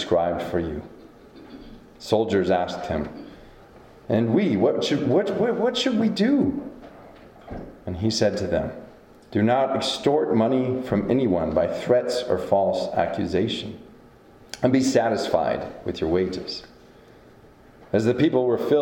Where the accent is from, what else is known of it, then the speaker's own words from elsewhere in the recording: Decorah, Iowa, United States; moved away as an adult; now in Ronan, United States; my hometown of Decorah